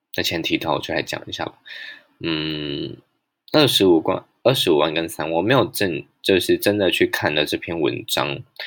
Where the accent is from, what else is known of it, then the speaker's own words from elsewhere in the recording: Pingtung County, Taiwan; 我必须要暂时留在我出生的地方屏东